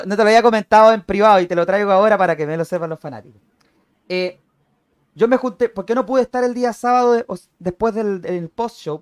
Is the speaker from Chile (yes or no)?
yes; Chile; also born or lived in Arica, Chile; yo que soy de Chile, yo que vivo en la ciudad de Arica, en la, en la parte norte del país